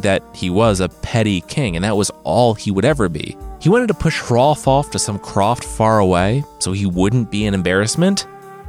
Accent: Midwest, United States; I'm from the Midwest.

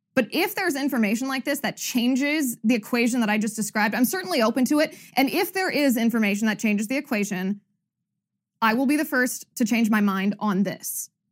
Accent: United States; as an American

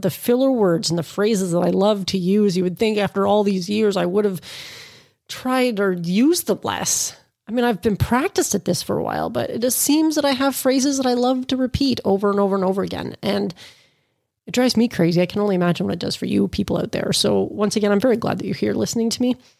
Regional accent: Canada; as a Canadian

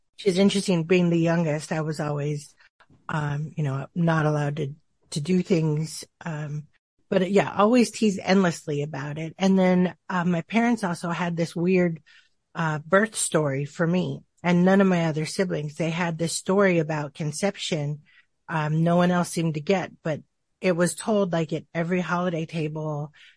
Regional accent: Tucson, Arizona, United States; I grew up in a, in Tucson, Arizona

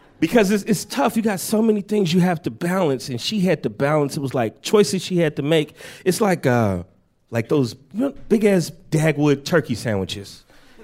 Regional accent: Chicago, Illinois, United States; now in New York, United States; I got to go home to my native Chicago. I'm originally from Chicago

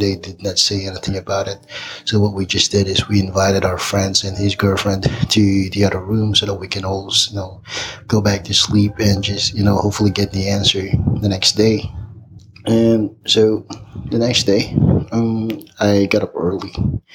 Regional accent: Philippines; moved away as an adult; now in Big Bear, United States; I'm originally from the Philippines, but now living in Big Bear, California

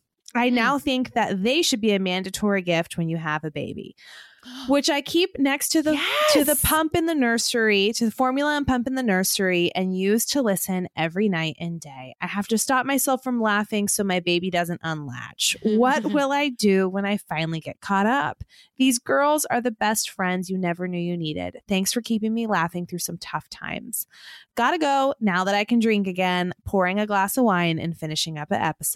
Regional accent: Chandler, Arizona, United States; As requested, I'm from Chandler, Arizona.

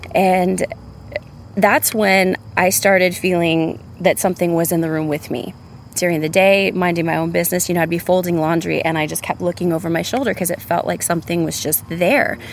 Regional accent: San Antonio, Texas, United States; now in Austin, United States; I'm originally from San Antonio, Texas. I've lived in Austin for the better part of 15 years now

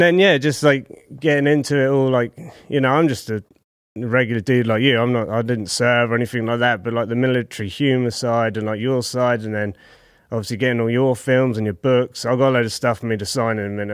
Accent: Southampton, South East England, United Kingdom; Southampton, right down south in the middle of England

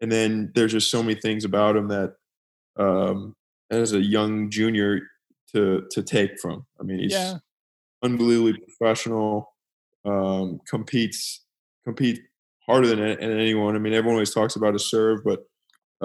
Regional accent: United States; a American tennis player

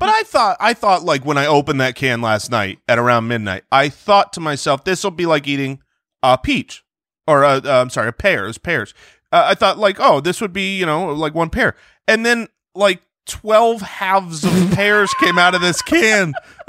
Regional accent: Jerusalem, Jerusalem District, Israel; born there; And I was born in Jerusalem, Israel, so I can't be president.

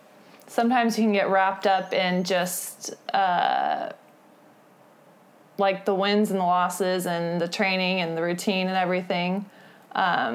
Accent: San Diego, California, United States; California, I'm from San Diego

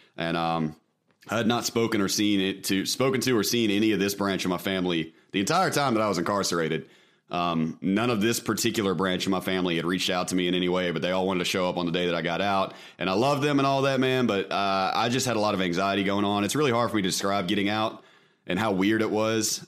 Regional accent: Mississippi, United States; I am from Mississippi.

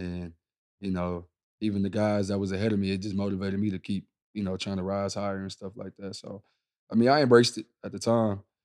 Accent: Houston, Texas, United States; I grew up in Houston

